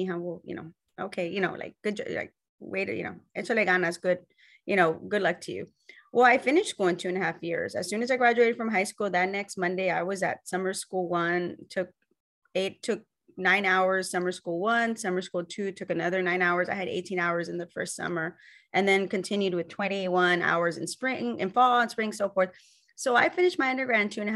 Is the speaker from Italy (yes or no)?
no; the Rio Grande Valley, Texas, United States; I was born and raised in Texas.